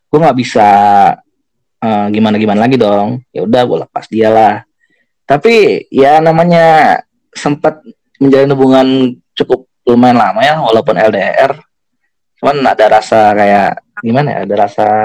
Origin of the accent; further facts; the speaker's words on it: Jakarta, Indonesia; dia orang Solo orang dia orang Solo gue orang Jakarta nih